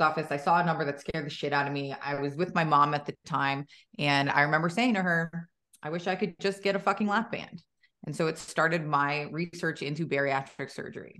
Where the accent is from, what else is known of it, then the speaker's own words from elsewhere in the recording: New Jersey, United States; now in Gilbert, United States; I'm in Gilbert, Arizona. I'm originally from New Jersey.